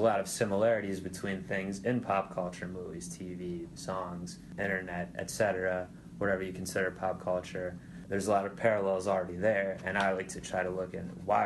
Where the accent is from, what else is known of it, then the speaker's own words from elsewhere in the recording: Ohio, United States; my home state of Ohio